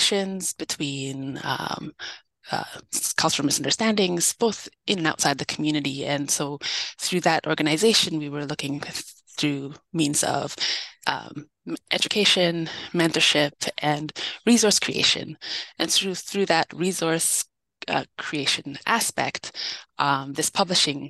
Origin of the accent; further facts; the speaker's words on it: Winnipeg, Manitoba, Canada; I'm born and raised in Winnipeg.